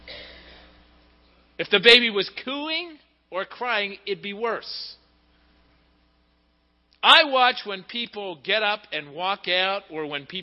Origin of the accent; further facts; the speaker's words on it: Pittsburgh, Pennsylvania, United States; moved away; going home to Pittsburgh. It's not my home anymore. It hasn't been my home for almost 30 years. It's my hometown. It's where I was born